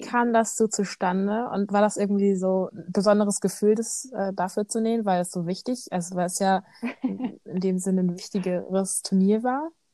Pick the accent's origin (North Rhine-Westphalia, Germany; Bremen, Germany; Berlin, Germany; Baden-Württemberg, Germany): Bremen, Germany; bei uns in Bremen